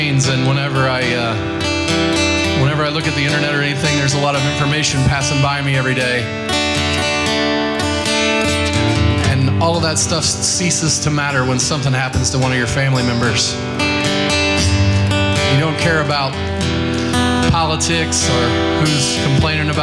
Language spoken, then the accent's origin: English; Muncie, Indiana, United States; moved away; I grew up in Muncie, Indiana, which is just across the border in Indiana from here.